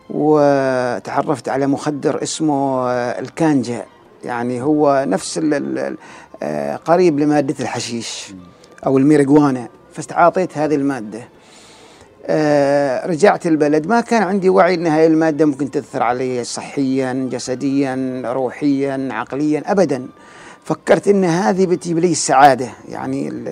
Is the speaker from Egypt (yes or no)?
no; Oman; وشافني انا مثلا ما من البلد هذه انا يعني من من عمان فحس مني بالامان